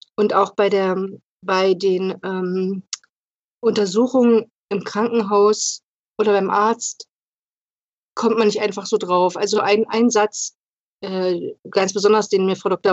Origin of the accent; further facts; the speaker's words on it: Lübben, Brandenburg, Germany; ich komme aus Lübben im Spreewald